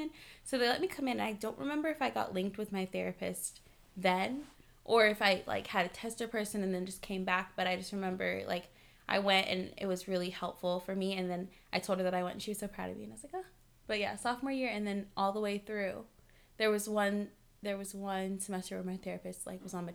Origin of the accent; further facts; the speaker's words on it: Culver City, California, United States; I grew up like in Culver City, so like super diverse